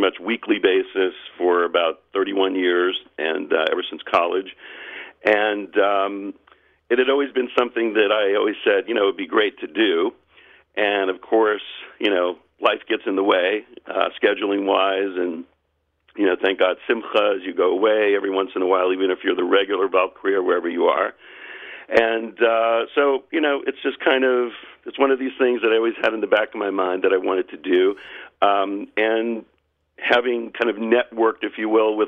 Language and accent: English; Charleston, South Carolina, United States; Charleston, South Carolina, my hometown